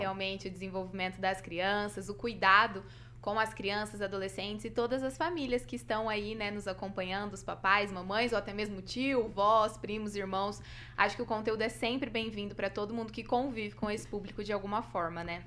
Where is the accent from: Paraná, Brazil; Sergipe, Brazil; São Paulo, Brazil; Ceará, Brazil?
Paraná, Brazil; Cianorte; also born or lived in Maringá; saí de casa, vim morar sozinha, né? Eu sou de Cianorte.